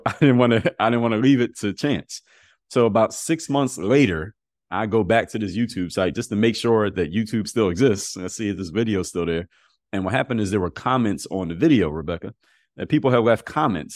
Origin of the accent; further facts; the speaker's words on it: Philadelphia, Pennsylvania, United States; moved away as an adult; also born or lived in Altoona, Pennsylvania; now in Miami, United States; I live in Miami now, but I'm from Philadelphia.